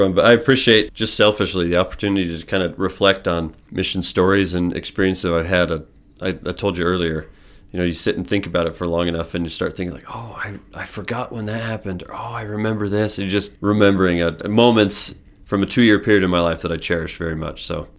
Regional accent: Idaho, United States; So I grew up in Southeast Idaho.

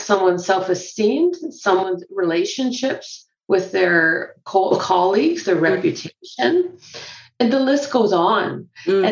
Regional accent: Canada; also born or lived in Scotland; I grew up in Canada

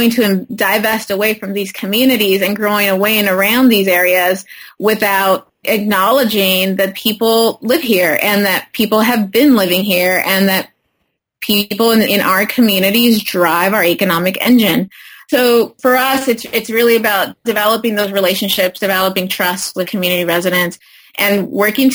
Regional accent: Parlier, California, United States; I grew up in a small city, Parlier, in the county of Fresno, primarily Latino community, farm worker community

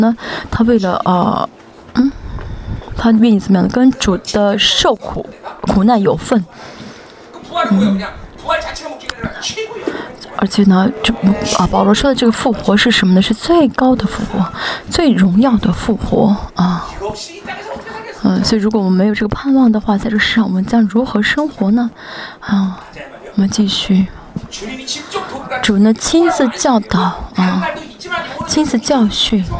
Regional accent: South Korea; 我觉得虽然圣经没有说，我觉得啊，我们是韩国人，神会让我们来治理啊啊韩国这个地吧啊嗯啊这个国家吧

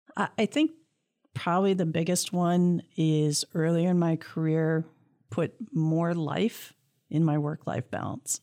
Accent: Clawson, Michigan, United States; born or raised there

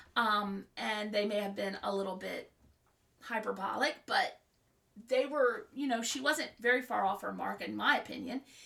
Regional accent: Maryland, United States; also born or lived in Virginia / Florida; we moved back to my home state of Maryland

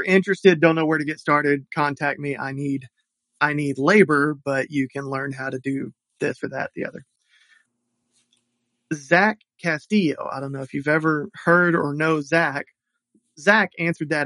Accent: Deep South, United States; I'm an old person and I grew up in the Deep South.

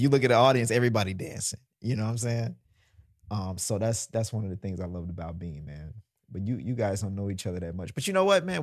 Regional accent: Mississippi, United States; also born or lived in New Orleans; now in New York, United States; growing up in Mississippi and then learning how to play in New Orleans

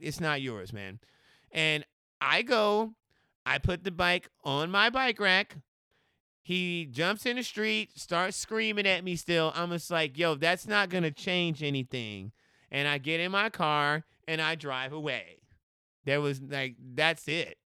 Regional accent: Austin, Texas, United States; moved away as an adult; now in Portland, United States; I'm from Austin, Texas, and, uh, I believe about in twenty fourteen is when I decided to expand or at least find another place to move

